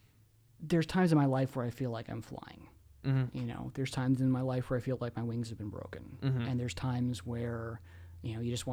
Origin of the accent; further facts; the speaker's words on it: London, United Kingdom; now in United States; I grew up in England.